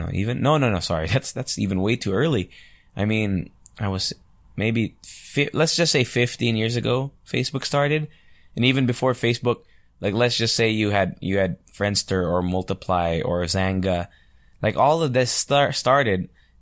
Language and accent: English; Angeles, Central Luzon, Philippines; because I'm from Angeles, right? So there was a nightclub called The Mansion before, which was a pretty hot spot when I was like 16 or 17 years old when I would vacation here.